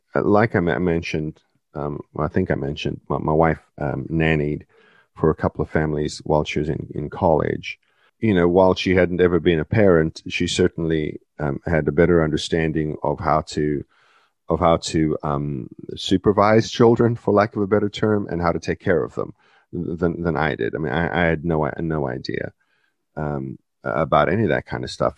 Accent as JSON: {"language": "English", "country": "South Africa", "tie": "born or raised there", "moved": "yes", "said": "I was born in South Africa, part of the British Commonwealth"}